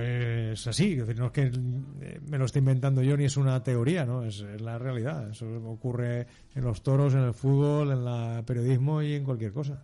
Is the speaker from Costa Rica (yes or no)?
no; Algemesí, Valencian Community, Spain; de mi tierra, de mi casa, de mi pueblo, de Algemesí